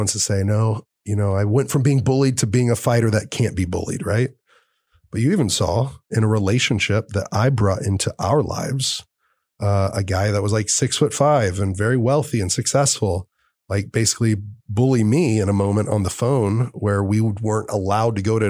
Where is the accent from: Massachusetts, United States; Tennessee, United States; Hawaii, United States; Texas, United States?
Texas, United States; Fort Worth; I was growing up in Fort Worth. I was going to Dallas.